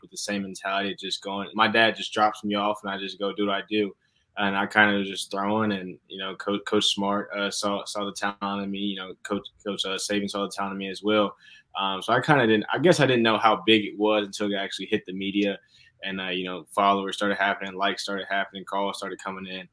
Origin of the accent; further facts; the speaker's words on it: Gwinnett County, Georgia, United States; now in the Carolinas, United States; I'm originally from Georgia.